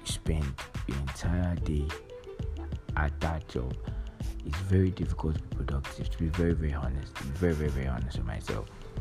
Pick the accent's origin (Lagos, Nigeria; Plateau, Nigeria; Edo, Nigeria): Lagos, Nigeria; growing up in Lagos here